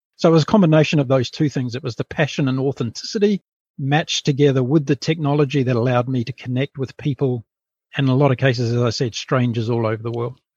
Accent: New Zealand; now in Brisbane, Australia; I'm a New Zealander, a very proud Kiwi, and I left, uh, yeah, I essentially left New Zealand when I was pretty

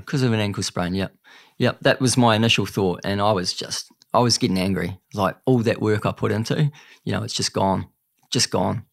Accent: Greymouth, West Coast, New Zealand; I grew up on the West Coast, Greymouth, small town on the South Island

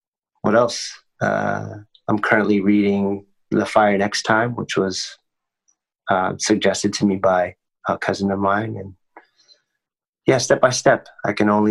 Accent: United States; growing up in the States

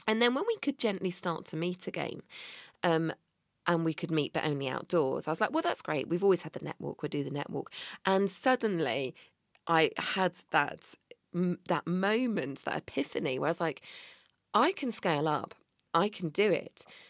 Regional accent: Bristol, South West England, United Kingdom; I'm from Bristol

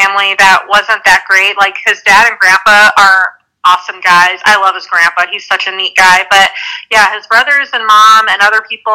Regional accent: Pueblo, Colorado, United States; It's my hometown, Pueblo, Colorado

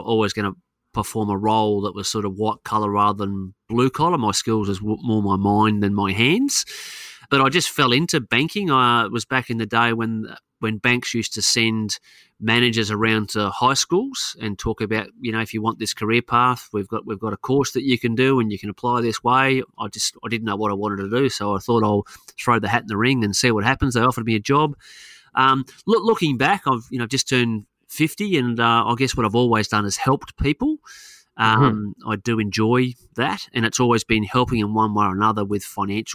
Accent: Queensland, Australia; also born or lived in Adelaide, South Australia; I've spent more of my life living in the state of Queensland, even though I was born in Adelaide

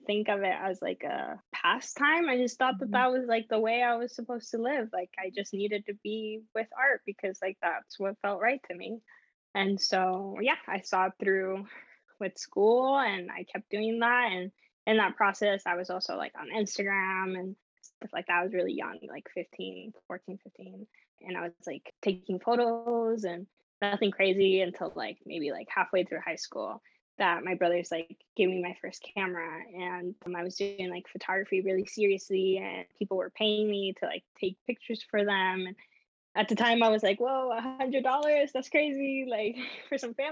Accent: San Diego, California, United States; also born or lived in Nicaragua; having grown up in San Diego

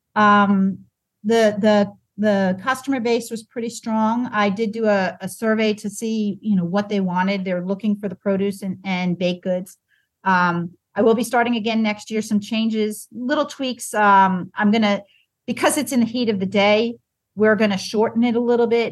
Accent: Long Island, New York, United States; also born or lived in Bucks County, Pennsylvania; now in Virginia, United States; growing up on Long Island

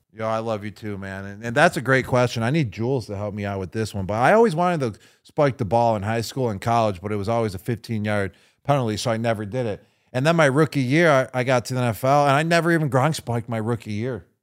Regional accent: Buffalo, New York, United States; my hometown team, the Buffalo Bills

